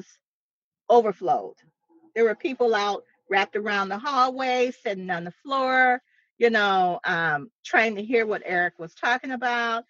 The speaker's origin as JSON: {"language": "English", "town": "Lebanon", "region": "Tennessee", "country": "United States", "tie": "born or raised there", "moved": "yes", "lives_now": "Detroit, United States", "said": "I was born in Lebanon, Tennessee"}